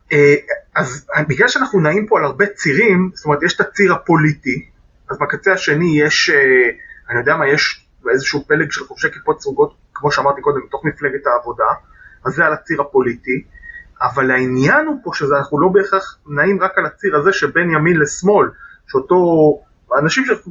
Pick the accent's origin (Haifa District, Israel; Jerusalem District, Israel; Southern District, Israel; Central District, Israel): Jerusalem District, Israel; Jerusalem; אני יליד 1980, נולדתי להורים שיאריכו ימים גרים עד היום ברובע היהודי בירושלים